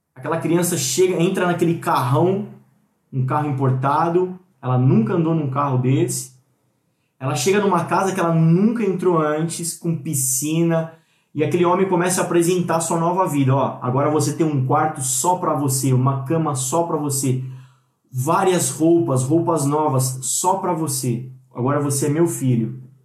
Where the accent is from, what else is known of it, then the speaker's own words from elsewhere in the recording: Brazil; Na nossa cultura brasileira